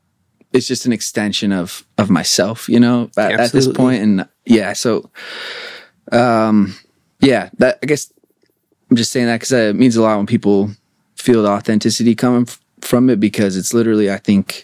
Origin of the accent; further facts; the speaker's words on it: Spokane, Washington, United States; also born or lived in Portland; now in Los Angeles, United States; Spokane, Washington.